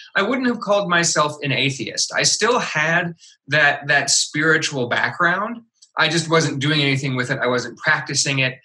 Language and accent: English; Midwest, United States; I was raised in the Midwest, which is very much a Bible Belt type of part of the country